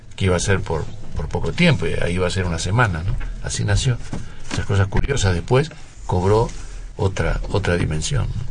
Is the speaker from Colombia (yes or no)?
no; Uruguay; moved away as an adult; also born or lived in France; yo como uruguayo